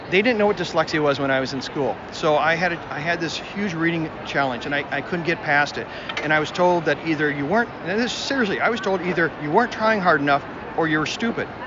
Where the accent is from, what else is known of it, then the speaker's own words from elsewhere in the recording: Wisconsin, United States; Wisconsin. Actually, I live right on the Mississippi River. So we see deer and, and uh, bald eagles and stuff all the time. Small little town, about five, 6,000 people.